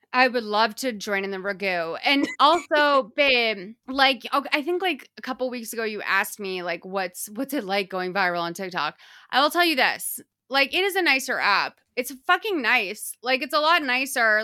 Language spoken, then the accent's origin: English; Boston, Massachusetts, United States; moved away; You guys can still tell that I'm from Boston because of m, some of my vowel usage